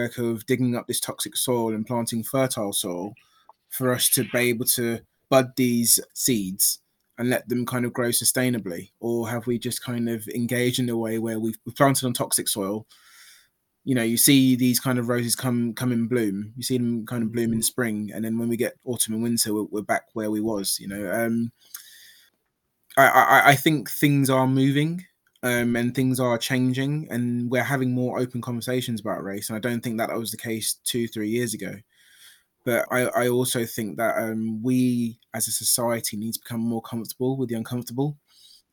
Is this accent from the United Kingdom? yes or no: yes; London, United Kingdom; I was born in London.